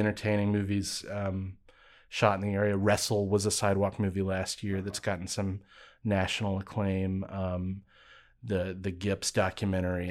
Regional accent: Birmingham, Alabama, United States; I grew up in Birmingham. I wasn't born in Birmingham

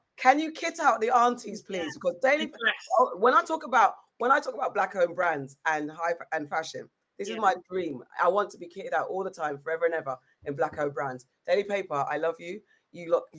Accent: United Kingdom; as British Black people

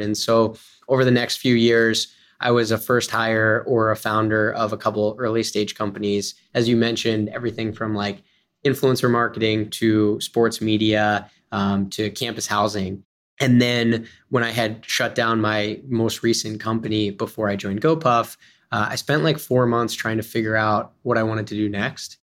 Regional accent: Philadelphia, Pennsylvania, United States; I'm from Philadelphia

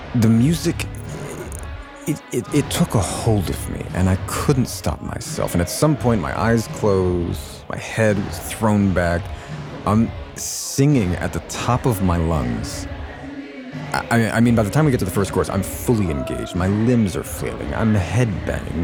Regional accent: Los Angeles, California, United States; growing up in Hollywood

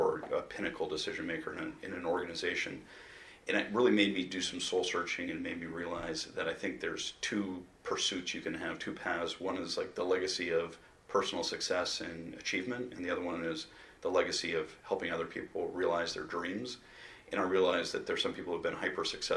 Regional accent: Baltimore, Maryland, United States; I grew up in Memorial Stadium where the chant of Eddie was prevalent every time I went

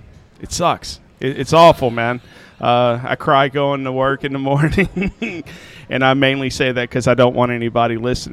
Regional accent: Middle Tennessee, United States; moved away as an adult; also born or lived in St. Louis; I was never planning on leaving Middle Tennessee.

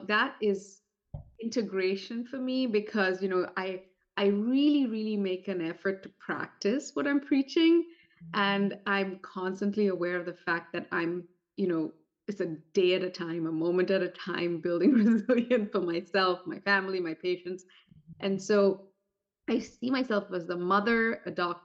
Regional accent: India; moved away; growing up in India.

